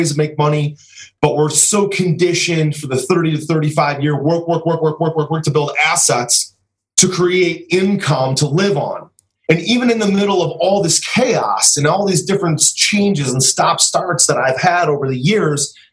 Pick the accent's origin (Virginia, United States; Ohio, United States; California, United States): Ohio, United States; Cleveland; I'm from Cleveland